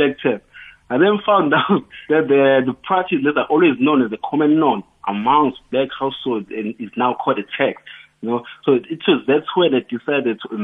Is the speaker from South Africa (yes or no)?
yes; South Africa; I was born and bred in Lokshin